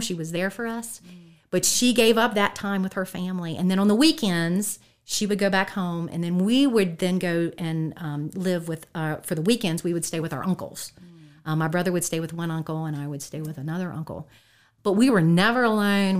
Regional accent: Harrisonburg, Virginia, United States; I've been here in the Valley uh, the whole time

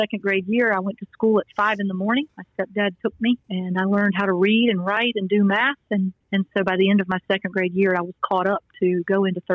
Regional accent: Greenville, South Carolina, United States; now in Newport News, United States; I was born in Greenville, South Carolina, to my mother and father, James and Janice

